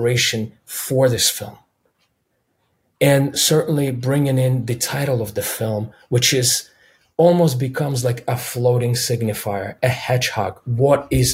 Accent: Minsk, Belarus; first language Russian; English is a second language; now in United States; being a kid growing up in Minsk and Belarus

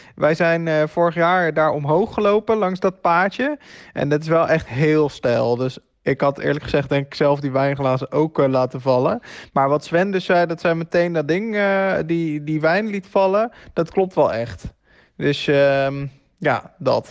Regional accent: Netherlands; als Nederlanders

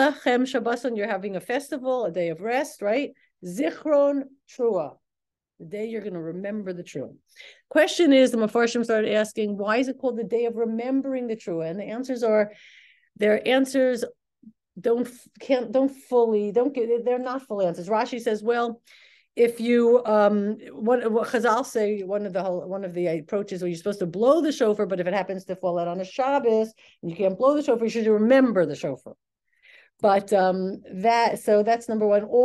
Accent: Elizabeth, New Jersey, United States; we were from Elizabeth.

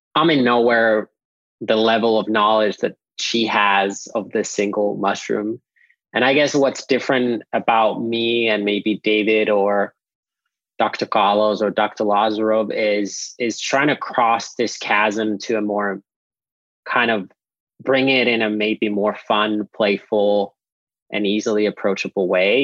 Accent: Nokia, Pirkanmaa, Finland; now in Austin, United States; I grew up in Finland at our family farm that we've had for at least 13 generations since 1619.

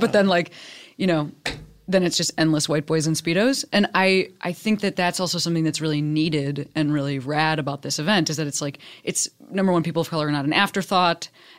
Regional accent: Midwest, United States; when I thought about LA growing up in the Midwest, like I thought for sure about, well, I mean, number one, I thought like everybody was surfing.

